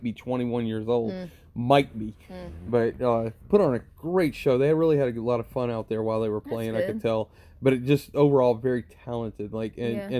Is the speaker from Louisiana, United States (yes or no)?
yes; South Louisiana, United States; I'm from South Louisiana